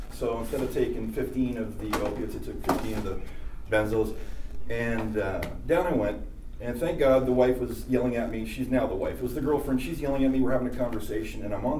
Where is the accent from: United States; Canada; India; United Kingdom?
Canada; Culturally, it went with everything.